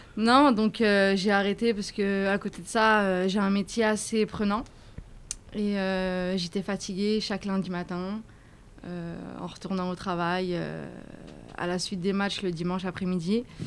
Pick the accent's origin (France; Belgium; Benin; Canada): France; je viens de France, je suis immigrée, euh, j'ai ma petite vie en France